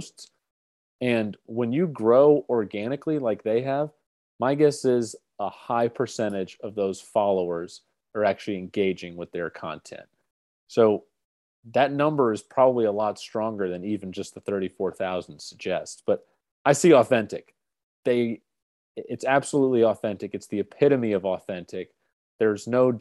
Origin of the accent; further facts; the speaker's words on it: Alpharetta, Georgia, United States; I grew up in Alpharetta, Georgia